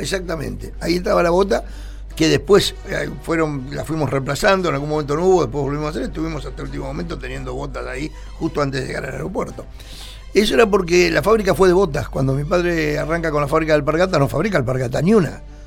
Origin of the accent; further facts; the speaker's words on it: Mar del Plata, Buenos Aires Province, Argentina; nací en Córdoba y San Lorenzo. O sea que me crié ahí.